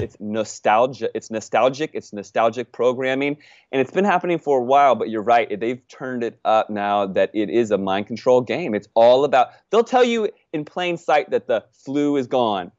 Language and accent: English; United States; I'm an American